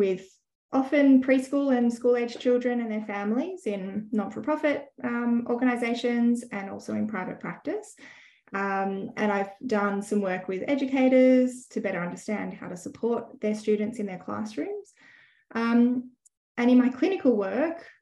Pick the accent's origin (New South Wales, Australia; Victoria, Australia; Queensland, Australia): New South Wales, Australia; Sydney; moved away as an adult; also born or lived in Western Australia; now in Brisbane, Australia; I grew up in Sydney